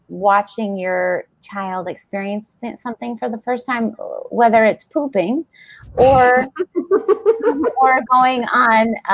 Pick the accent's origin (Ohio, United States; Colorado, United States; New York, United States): Colorado, United States; Denver; I grew up in Denver, Colorado.